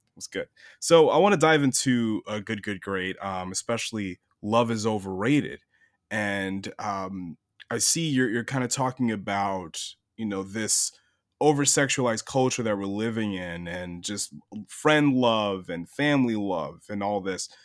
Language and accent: English; Long Island, New York, United States; I'm from Long Island originally